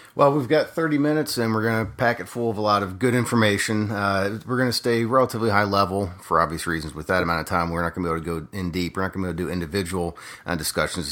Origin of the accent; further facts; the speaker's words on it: Harrisburg, Pennsylvania, United States; moved away as an adult; grew up in a little town called Harrisburg, Pennsylvania